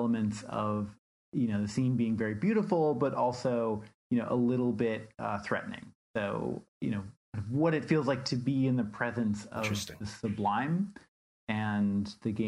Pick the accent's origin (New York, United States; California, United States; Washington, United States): Washington, United States; when I was growing up in Washington State